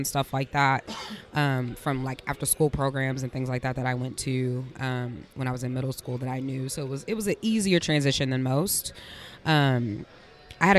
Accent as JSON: {"language": "English", "town": "Indianapolis", "region": "Indiana", "country": "United States", "tie": "born or raised there", "said": "I am born and raised in Indianapolis, Indiana"}